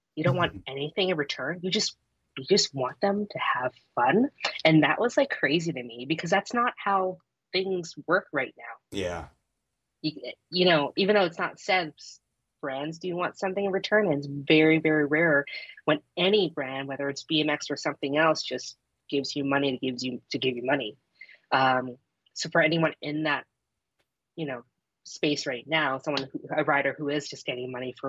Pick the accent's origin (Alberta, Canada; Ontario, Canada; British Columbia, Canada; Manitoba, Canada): Ontario, Canada; Toronto; I'm from Toronto